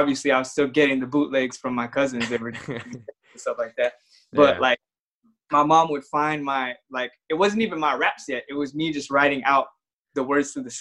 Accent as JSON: {"language": "English", "town": "San Bernardino", "region": "California", "country": "United States", "tie": "born or raised there", "said": "I grew up in San Bernardino"}